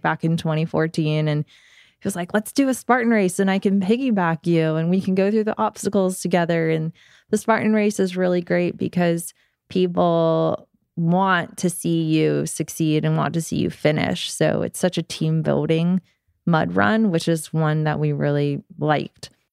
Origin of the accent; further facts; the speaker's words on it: Georgia, United States; I grew up here in Georgia